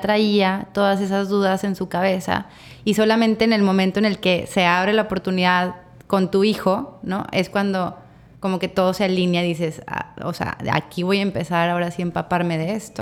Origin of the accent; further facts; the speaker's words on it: Torreón, Coahuila, Mexico; now in Mazatlán, Mexico; las dos somos de Torreón